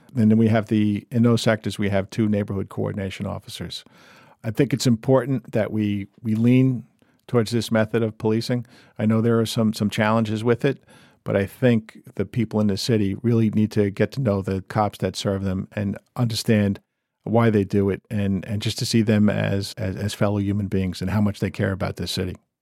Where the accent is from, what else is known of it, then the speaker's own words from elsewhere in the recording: Montville, New Jersey, United States; went to high school in Jersey